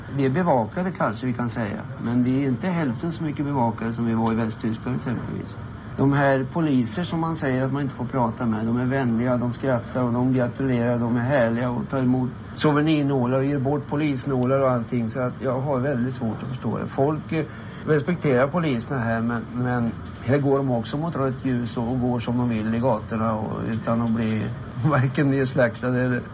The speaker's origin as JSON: {"language": "Swedish", "country": "Sweden", "said": "hemma i Sverige"}